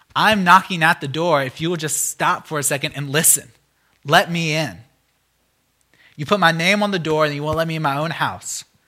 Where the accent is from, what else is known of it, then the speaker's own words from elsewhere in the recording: United States; as an American